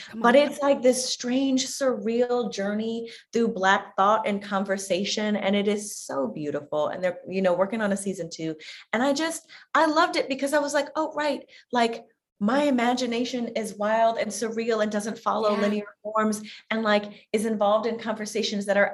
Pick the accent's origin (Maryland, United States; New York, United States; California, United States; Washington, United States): New York, United States; a New Yorker for so long